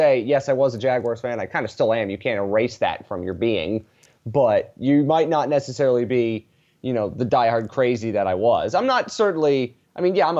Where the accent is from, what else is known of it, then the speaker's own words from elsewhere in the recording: outside Philadelphia, New Jersey, United States; I grew up outside of Philadelphia, South Jersey. Been living in the same house my entire life